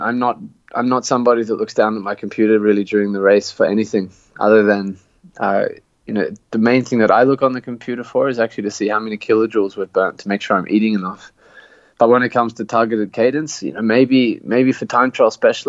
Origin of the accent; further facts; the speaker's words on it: Canberra, Australian Capital Territory, Australia; my hometown of Canberra.